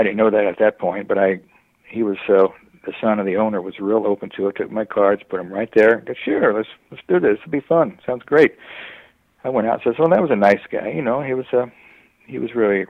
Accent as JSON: {"language": "English", "area": "San Gabriel Valley", "region": "California", "country": "United States", "tie": "born or raised there", "also_born_or_lived": "Dallas, Texas", "lives_now": "San Clemente, United States", "said": "I've lived in San Gabriel Valley forever"}